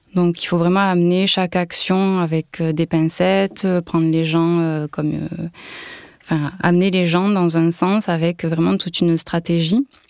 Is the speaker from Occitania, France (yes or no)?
yes; Toulouse area, Occitania, France; moved away as an adult; now in Var, France; Je suis originaire de la région toulousaine, mais je vis actuellement dans le Var.